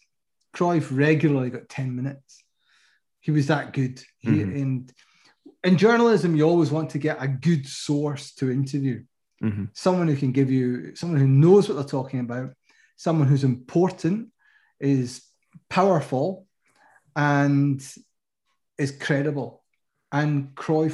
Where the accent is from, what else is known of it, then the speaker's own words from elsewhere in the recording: Scotland, United Kingdom; I'm from Scotland